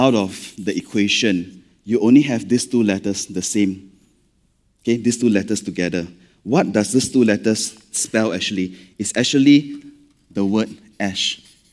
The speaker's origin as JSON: {"language": "English", "country": "Malaysia", "accent": "Malaysian", "said": "being Malaysian, when we read scripture, sometimes not enough drama, lah, okay, because of our accent"}